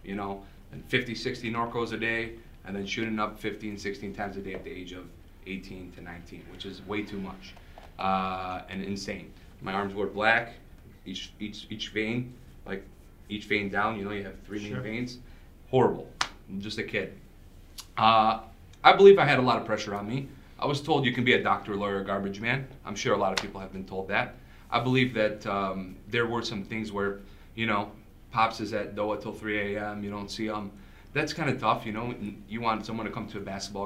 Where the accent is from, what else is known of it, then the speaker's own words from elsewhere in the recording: West Bloomfield, Michigan, United States; first language Arabic; English is a second language; also born or lived in Southfield, Michigan; We moved from Southfield to West Bloomfield